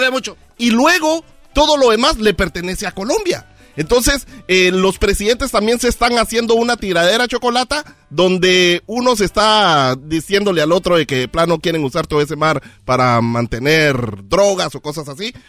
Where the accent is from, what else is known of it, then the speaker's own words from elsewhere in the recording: Guatemala; en mi país, lo mismo